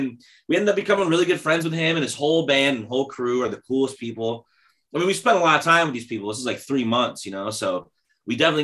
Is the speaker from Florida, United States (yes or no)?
no; Detroit, Michigan, United States; we're from Rock City